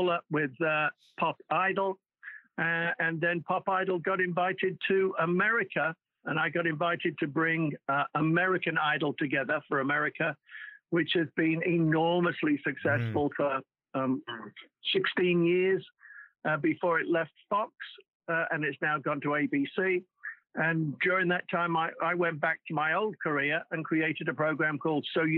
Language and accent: English; Wallasey, North West England, United Kingdom; moved away as an adult; also born or lived in Liverpool; now in Los Angeles, United States; I'm called a plastic Scouser because I'm not a real Scouser. I come from the other side of the water. Well, in Wallasey